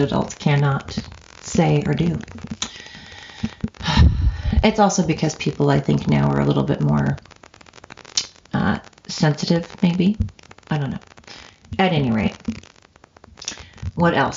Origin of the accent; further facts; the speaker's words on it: Oregon coast, United States; this Oregonian that's from the coast originally and now lives in the valley